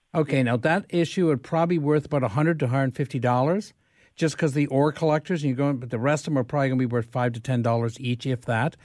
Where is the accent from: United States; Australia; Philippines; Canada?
Canada; London, Ontario; also born or lived in Lindsay, Ontario; I grew up in London